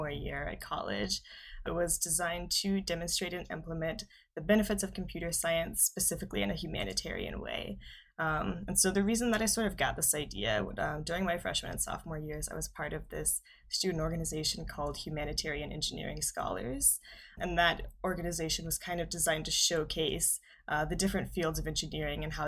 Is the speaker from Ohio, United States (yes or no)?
yes; Southern Ohio, United States; I'm from Southern Ohio, so I went to a small high school in Southern Ohio.